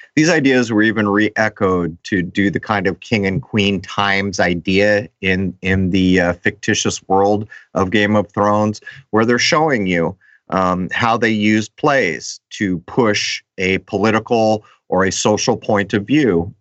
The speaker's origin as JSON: {"language": "English", "town": "La Mesa", "region": "California", "country": "United States", "tie": "born or raised there", "said": "La Mesa, which is my hometown of San Diego."}